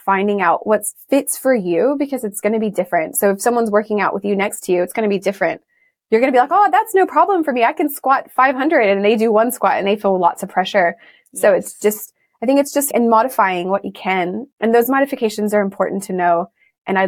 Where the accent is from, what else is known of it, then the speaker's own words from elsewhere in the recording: Texas, United States; moved away as an adult; now in Sydney, Australia; I'm originally from Texas, but I feel very Australian now. I've been here 14 years this year